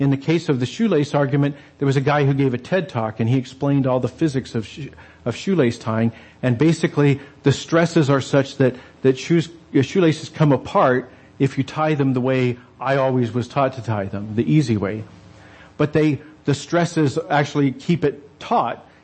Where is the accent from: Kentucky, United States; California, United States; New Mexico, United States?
New Mexico, United States; I grew up in the desert Southwest. I grew up in New Mexico